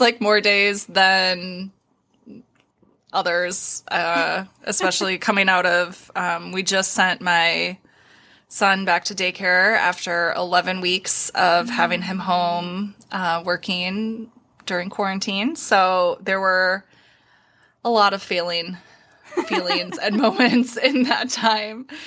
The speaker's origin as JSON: {"language": "English", "town": "Minneapolis", "region": "Minnesota", "country": "United States", "moved": "yes", "lives_now": "Iowa, United States", "said": "I'm originally from Minneapolis"}